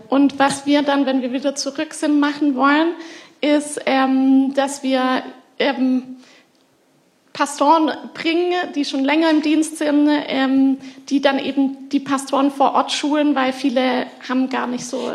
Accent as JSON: {"language": "German", "country": "Germany", "tie": "born or raised there", "said": "weil ich hier aufgewachsen bin in der Gemeinde, von euch geformt wurde."}